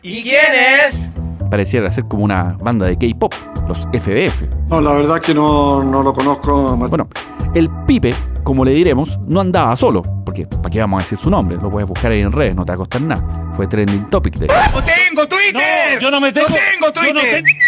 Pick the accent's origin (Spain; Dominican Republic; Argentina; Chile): Chile; nos hace chilenos verdaderos